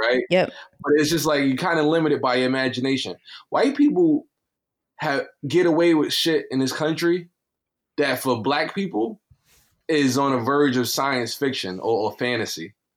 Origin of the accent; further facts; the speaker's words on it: New York City, New York, United States; I am from Brownsville.